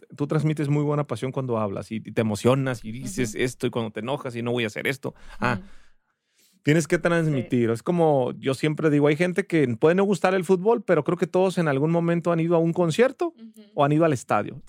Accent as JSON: {"language": "Spanish", "town": "Ensenada", "region": "Baja California", "country": "Mexico", "moved": "as an adult", "lives_now": "Guadalajara, Mexico", "said": "Soy de Ensenada, Baja California, pero ya soy tapatío por adopción. Ya tengo 13, 14 años viviendo aquí en Guadalajara"}